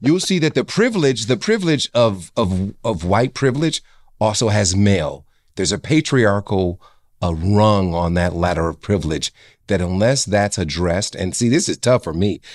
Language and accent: English; Cleveland, Ohio, United States; a kid who grew up in Garden Valley